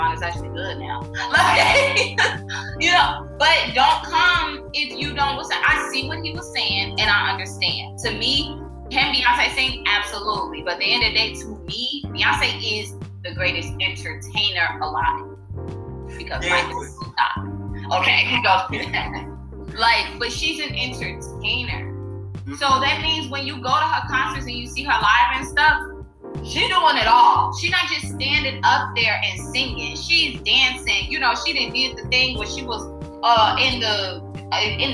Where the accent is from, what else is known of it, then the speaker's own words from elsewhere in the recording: Chicago, Illinois, United States; I'm from Chicago.